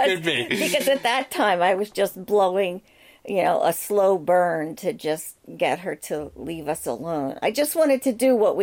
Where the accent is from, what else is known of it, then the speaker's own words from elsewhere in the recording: Philadelphia, Pennsylvania, United States; Hey, I'm from Philly. I talk with my fists.